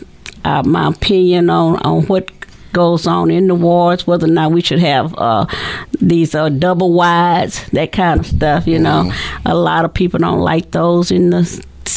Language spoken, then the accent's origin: English; Texarkana, Texas, United States; moved away as an adult; also born or lived in St. Louis, Missouri / Huntsville, Alabama; I was born here in Texarkana